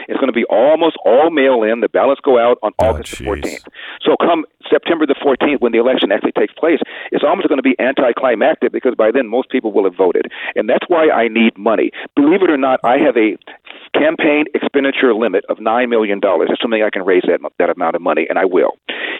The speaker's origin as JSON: {"language": "English", "region": "California", "country": "United States", "said": "I'm from the hood. I'm from Crenshaw High School."}